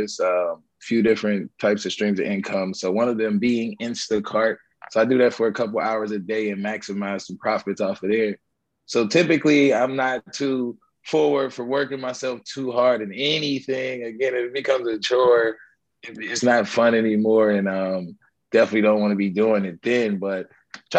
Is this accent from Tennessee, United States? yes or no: no; Pittsburgh, Pennsylvania, United States; now in Atlanta, United States; I come from Pittsburgh, Pennsylvania. Got to shout out my city sometimes